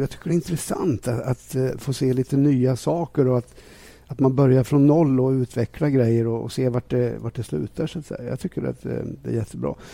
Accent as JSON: {"language": "Swedish", "country": "Sweden"}